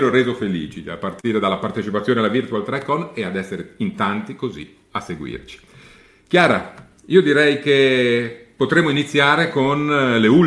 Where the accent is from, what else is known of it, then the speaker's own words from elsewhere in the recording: Austria; Italian is a second language; ciao, non sono americano-italiano, ma sono austriaco.